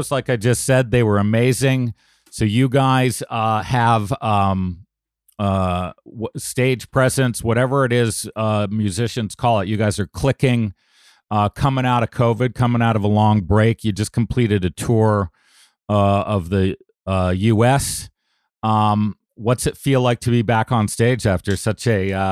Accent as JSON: {"language": "English", "country": "Canada", "lives_now": "United States", "said": "as a Canadian in the U.S., uh, all of us who have crossed the border several times, ask this almost instinctively."}